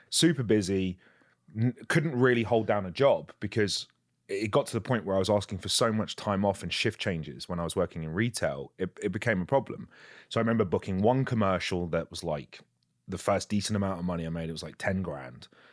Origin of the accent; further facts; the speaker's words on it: England, United Kingdom; I'm English